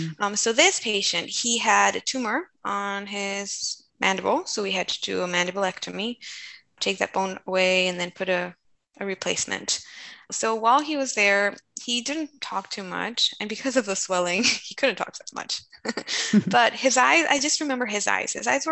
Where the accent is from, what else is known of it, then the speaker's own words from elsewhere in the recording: Colombia; And so I told him, I come from Colombia, South America.